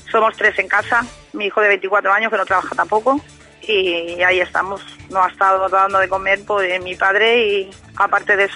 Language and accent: Spanish; Spain; porque somos muchos españoles lo que tenemos esa situación